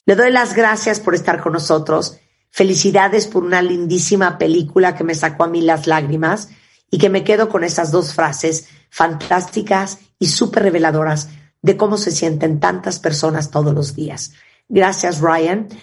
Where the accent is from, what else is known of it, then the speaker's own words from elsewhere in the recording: Canada; yo soy de Canadá